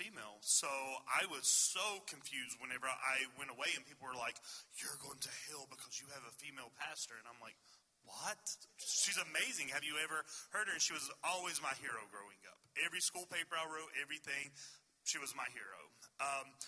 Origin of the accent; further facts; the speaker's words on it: Swords Creek, Virginia, United States; I come from a very small town in Virginia